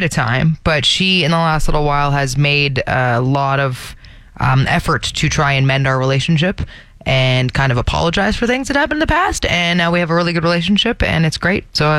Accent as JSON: {"language": "English", "town": "Toronto", "region": "Ontario", "country": "Canada", "tie": "born or raised there", "moved": "yes", "lives_now": "Calgary, Canada", "said": "I grew up in Toronto, and it's so gloomy there during the winter."}